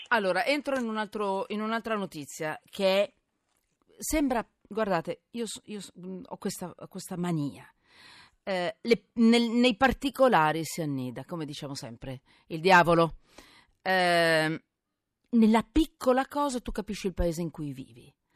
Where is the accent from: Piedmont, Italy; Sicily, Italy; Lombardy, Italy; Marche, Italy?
Lombardy, Italy; Milan; sono milanese